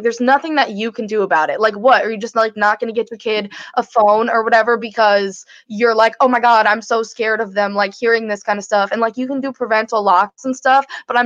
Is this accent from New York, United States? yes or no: no; Connecticut, United States; we're from Connecticut, this is like a Connecticut based show